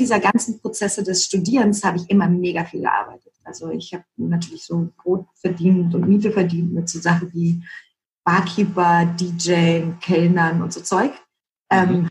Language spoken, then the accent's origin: German; Berlin, Germany; accent: Berlinish; also born or lived in East Germany (born); Aufgewachsen bin ich eigentlich tatsächlich in, im Westteil von Berlin